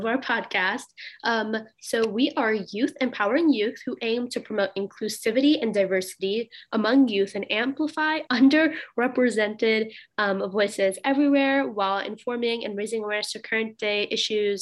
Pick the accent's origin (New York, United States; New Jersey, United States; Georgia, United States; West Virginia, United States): Georgia, United States; Suwanee; I'm from Suwanee, Georgia